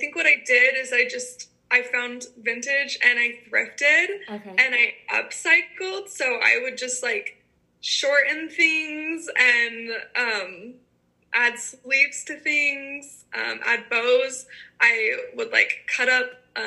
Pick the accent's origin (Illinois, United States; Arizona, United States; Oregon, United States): Arizona, United States; I'm from Arizona and it's like the smallest farm town